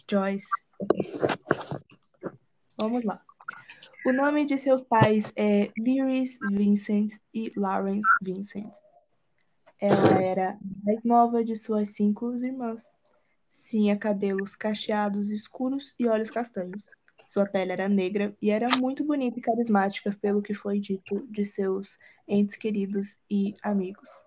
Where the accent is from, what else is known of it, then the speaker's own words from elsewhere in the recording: Brazil; A gente é brasileira